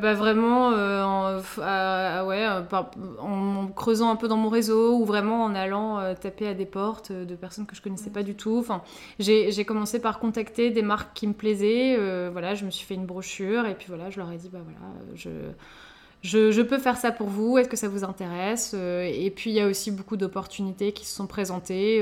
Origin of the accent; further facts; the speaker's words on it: Lille, Hauts-de-France, France; moved away as an adult; now in Paris, France; on est toutes les deux originaires du Nord, donc on est sœurs, hein, donc voilà, nous avons grandi ensemble.